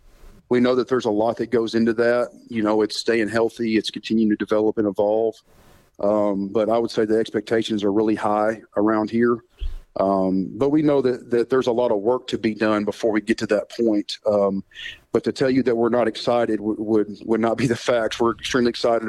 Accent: Hot Springs, Arkansas, United States; we grew up in Hot Springs, Arkansas, and our dad owned a gym

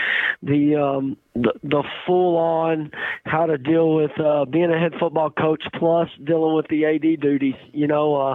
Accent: East Texas, United States; I'm from East Texas

